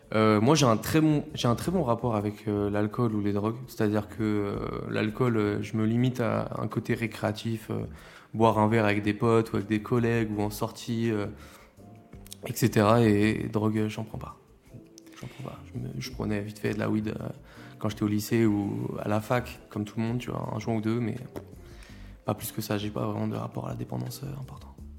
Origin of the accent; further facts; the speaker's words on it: La Roche-sur-Yon, Pays de la Loire, France; je viens de La Roche-sur-Yon